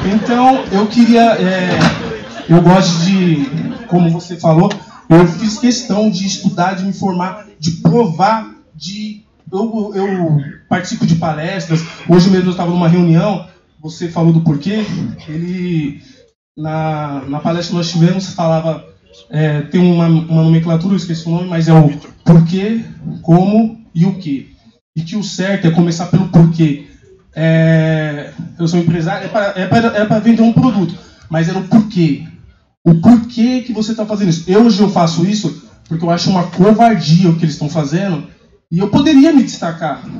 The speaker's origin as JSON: {"language": "Portuguese", "country": "Brazil", "said": "eu sou de São Mateus, nós temos movimentos sociais lá"}